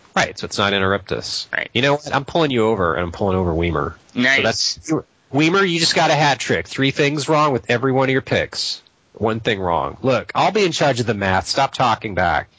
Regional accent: United States; I'm an American

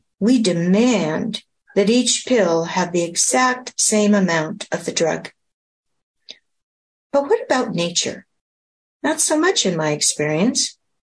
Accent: Pacific Northwest, United States; After all, I came from the Pacific Northwest.

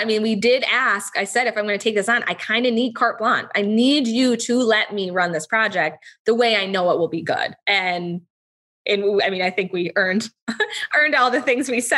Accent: Charlevoix, Michigan, United States; I grew up in Charlevoix, Michigan

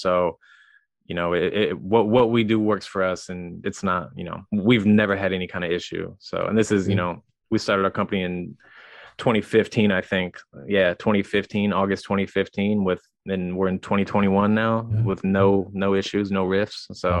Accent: Wellsville, Missouri, United States; I grew up in Missouri. I grew up about an hour and a half west of St. Louis in a small town in the middle of nowhere called Wellsville.

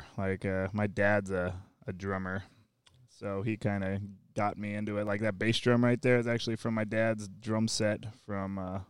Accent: Minnesota, United States; moved away; Yeah, I grew up in Minnesota.

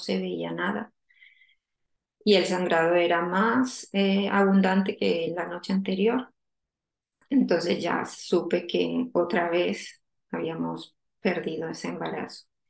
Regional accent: Colombia; moved away as an adult; now in The Hague, Netherlands; yo soy colombiana, eh, ahora mismo vivo en La Haya. Eh, bueno, me vine de Colombia hace 14 años a estudiar

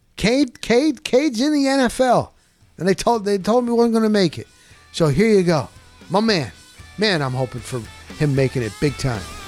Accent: Dover, New Jersey, United States; moved away as an adult; I'm from Morris County, New Jersey. Grew up in a small town called Dover.

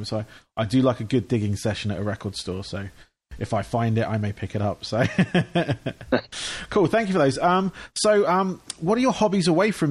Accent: Aldershot, South East England, United Kingdom; moved away as an adult; now in Florida, United States; my hometown team, where I was born and near where I was raised, is Aldershot Town.

